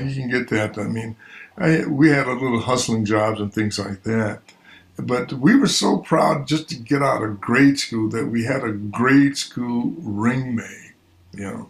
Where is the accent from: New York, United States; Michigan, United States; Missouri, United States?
New York, United States; Buffalo; growing up in Buffalo was uh, eh, it was a it was it was an adventure.